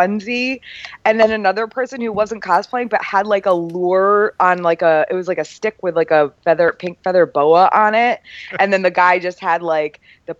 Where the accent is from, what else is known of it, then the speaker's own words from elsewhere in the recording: Connecticut, United States; moved away; I'm from New England